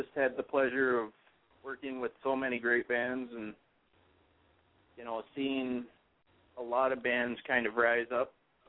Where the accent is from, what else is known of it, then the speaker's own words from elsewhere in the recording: Sacramento, California, United States; moved away; Funny thing is, I come from California, too.